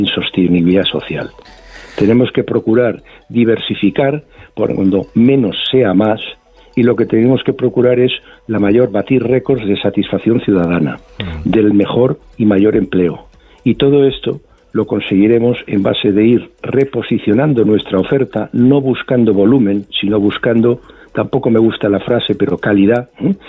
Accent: Spain; somos los españoles

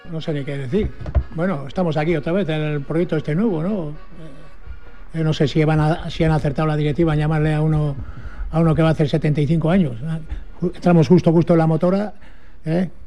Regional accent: Castro Urdiales, Cantabria, Spain; somos todos de Castro, estamos de rojo.

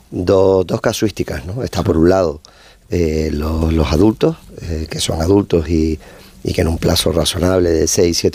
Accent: Canary Islands, Spain; siendo de Canarias

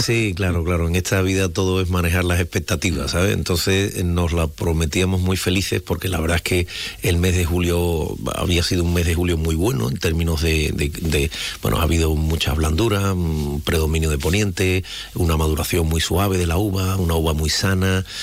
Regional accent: Jerez de la Frontera, Andalusia, Spain; nosotros, la gente de aquí, los jerezanos

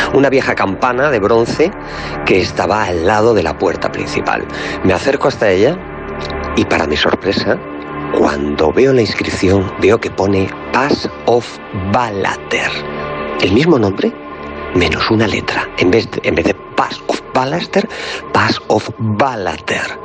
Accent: Galicia, Spain; soy gallego

